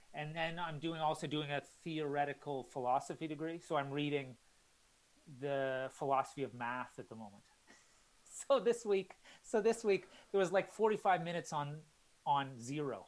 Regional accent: Calgary, Alberta, Canada; moved away as an adult; also born or lived in Halifax, Canada; now in London, United Kingdom; I grew up in Canada, and then my parents they still live in Calgary

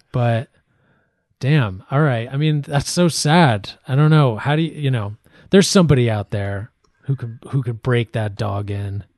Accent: Ireland; I'm Irish

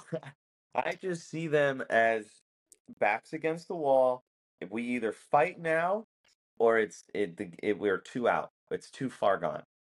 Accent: United States; I am American.

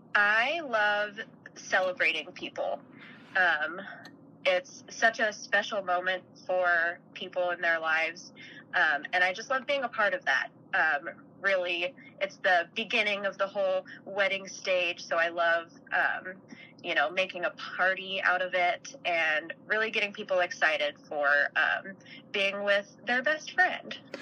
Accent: Park City, Utah, United States; I'm originally from Utah. I grew up outside of Salt Lake in a little town called Park City

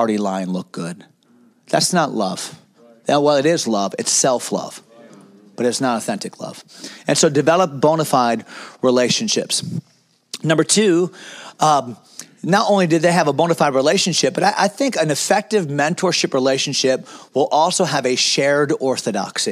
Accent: United States; As Americans

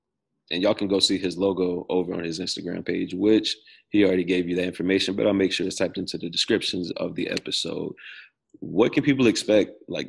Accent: the South, United States; I'm from the South. We known for eating watermelon down here.

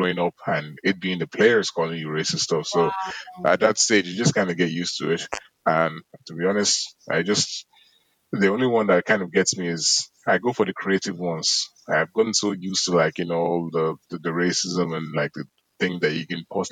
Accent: Cork, Munster, Ireland; also born or lived in Galway; I grew up in Cork

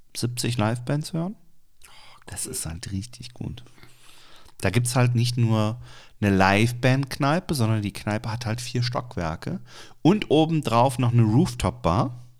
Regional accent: Cologne, North Rhine-Westphalia, Germany; wir kommen übrigens aus Cologne.

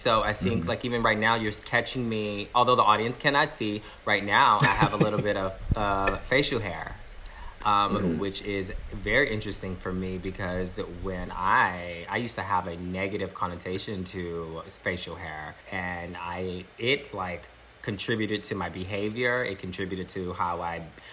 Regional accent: Galveston, Texas, United States; now in Los Angeles, United States; I grew up in Texas, born here in LA.

